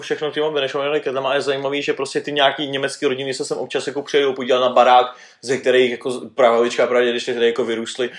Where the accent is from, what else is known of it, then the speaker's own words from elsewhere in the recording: Sudetenland town near Zittau, Ústí nad Labem Region, Czechia; jelikož jsme sudety, tak tady všichni mají jako baráky po Němcích